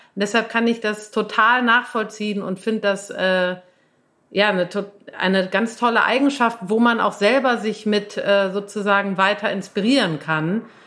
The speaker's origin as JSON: {"language": "German", "town": "Cologne", "region": "North Rhine-Westphalia", "country": "Germany", "tie": "born or raised there", "moved": "as an adult", "lives_now": "Berlin, Germany", "said": "bin ich aufgewachsen in Köln"}